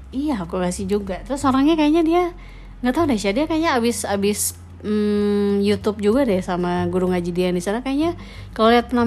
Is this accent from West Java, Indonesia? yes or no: no; Bali, Indonesia; dia tanya kamu dari mana aku dari Indonesia oh Indonesia iya Bali oh Bali ya Bali adalah salah satu provinsi Indonesia